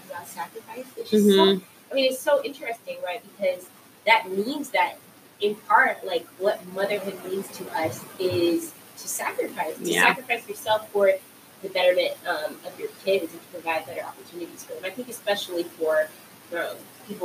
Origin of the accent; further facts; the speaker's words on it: Compton, California, United States; I grew up in Compton, right, but I went to private school for elementary and middle school, a private school in Compton